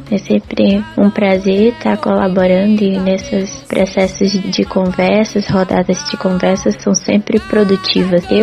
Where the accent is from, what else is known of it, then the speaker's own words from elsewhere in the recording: Marabá, Pará, Brazil; also born or lived in Itupiranga; Eu sou, sou paraense, nascida em Tupiranga